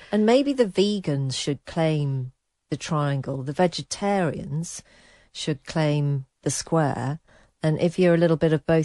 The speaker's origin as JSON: {"language": "English", "region": "England", "country": "United Kingdom", "said": "I'm white British"}